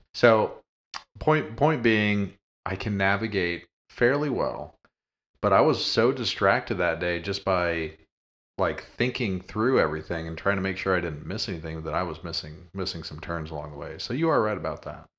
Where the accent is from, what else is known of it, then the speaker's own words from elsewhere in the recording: Colorado, United States; moved away; growing up in Colorado